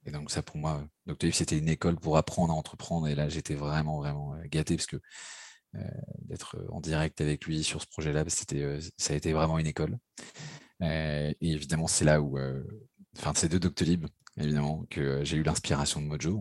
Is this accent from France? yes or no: yes; Paris, Île-de-France, France; je suis parisien, j'ai grandi et vécu à, Paris